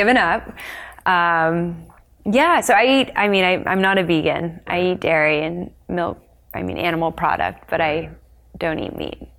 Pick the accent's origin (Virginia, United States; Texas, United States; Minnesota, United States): Texas, United States; also born or lived in Colorado; So I was born in Colorado and then we moved to Texas.